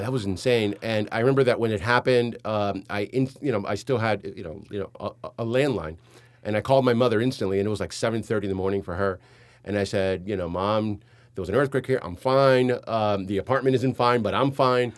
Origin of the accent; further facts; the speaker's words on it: Hialeah, Florida, United States; also born or lived in New York City; I grew up in Hialeah